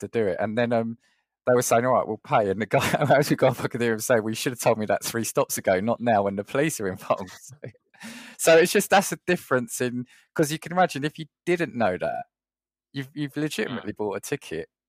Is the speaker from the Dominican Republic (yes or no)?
no; England, United Kingdom; even if I'm speaking Italian with my accent, they know I'm English